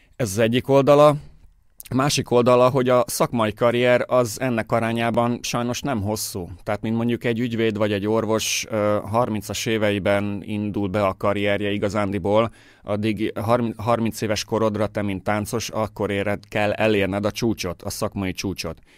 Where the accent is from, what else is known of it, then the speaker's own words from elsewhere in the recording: Győr, Győr-Moson-Sopron, Hungary; moved away as an adult; also born or lived in Budapest, Hungary / Germany; now in Baden, Austria; én győri születésű vagyok, Győrben végeztem a, a Győri Művészeti Iskolában